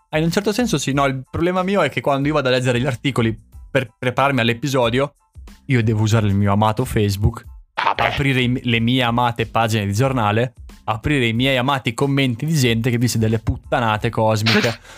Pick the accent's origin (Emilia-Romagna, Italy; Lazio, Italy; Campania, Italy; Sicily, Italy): Emilia-Romagna, Italy; Santarcangelo di Romagna; quanto ci metto a dimostrare che poi sono di Sant'Arcangelo?